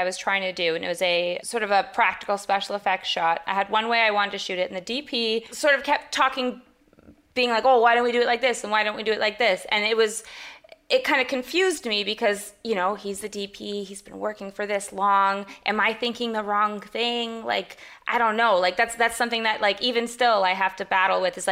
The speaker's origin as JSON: {"language": "English", "country": "Canada", "said": "I'm Canadian as well"}